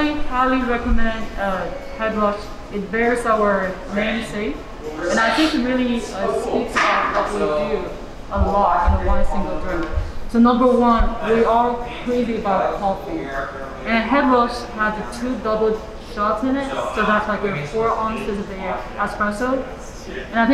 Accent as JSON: {"language": "English", "country": "China", "moved": "yes", "lives_now": "Kansas City, United States", "said": "I'm from China, so we're the birthplace of the tea"}